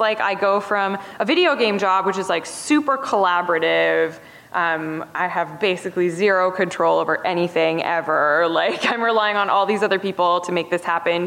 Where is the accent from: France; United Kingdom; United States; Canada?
Canada; also born or lived in Toronto; I'm Canadian